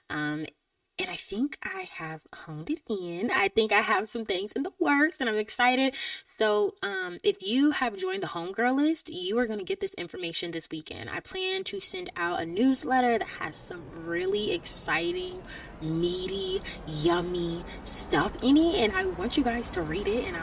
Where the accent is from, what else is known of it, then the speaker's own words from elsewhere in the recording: Georgia, United States; I'm from Georgia